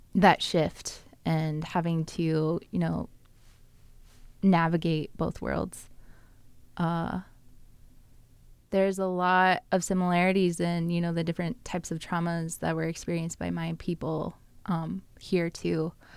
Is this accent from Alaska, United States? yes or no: yes; Bristol Bay area, Igiugig, Alaska, United States; moved away; I grew up in the Bristol Bay area, um, in Iquiagic, and I grew up on a river